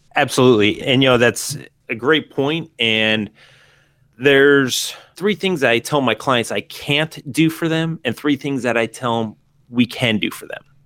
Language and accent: English; San Diego, California, United States; living in San Diego, growing up in San Diego